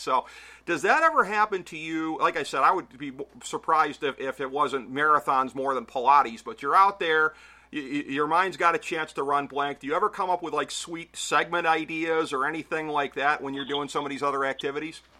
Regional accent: Cleveland, Ohio, United States; my hometown team

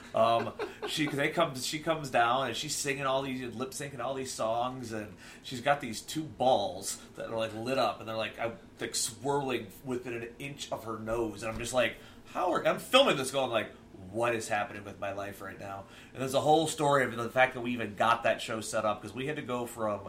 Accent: Akron, Ohio, United States; I'm from Akron

